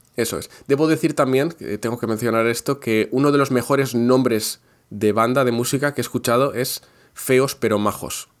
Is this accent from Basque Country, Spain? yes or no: yes; Basque Country, Spain; Yo soy del País Vasco.